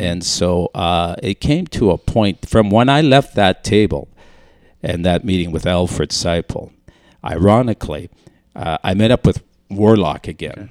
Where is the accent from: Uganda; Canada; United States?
Canada; Lorette, Manitoba; also born or lived in Saint Boniface, Winnipeg, Manitoba; we moved out to a little French community called Lorette, Manitoba.